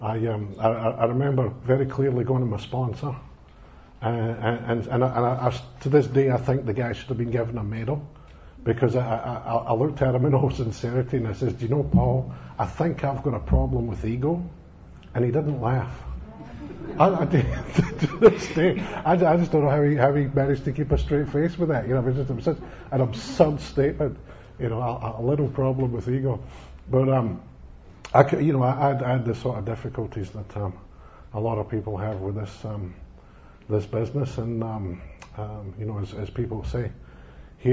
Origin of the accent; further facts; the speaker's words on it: Scotland, United Kingdom; moved away; I come from being Scottish. I come from a country where religion plays a big part in people's lives